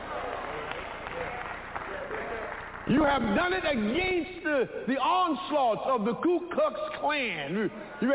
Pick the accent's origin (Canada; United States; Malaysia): United States; I was born in America